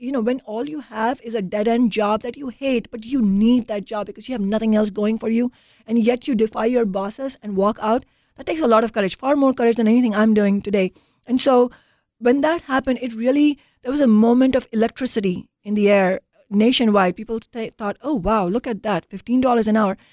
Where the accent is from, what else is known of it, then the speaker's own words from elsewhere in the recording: Mumbai, Maharashtra, India; moved away as an adult; now in United States; growing up in India